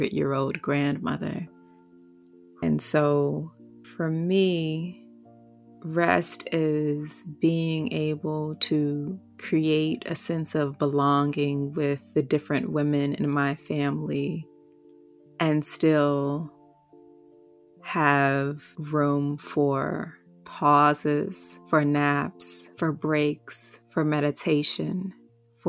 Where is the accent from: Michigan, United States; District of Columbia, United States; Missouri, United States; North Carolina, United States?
District of Columbia, United States; Washington; I was also born a Black woman in the nation's capital